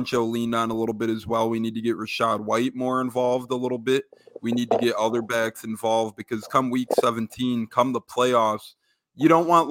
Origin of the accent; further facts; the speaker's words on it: Chicago, Illinois, United States; It's from Chicago or the area of Chicago